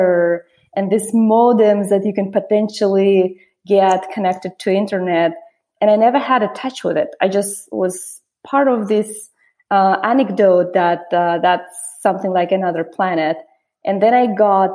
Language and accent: English; Russia; moved away as an adult; also born or lived in Oxford; I grew up in Russia going through devastating communism collapse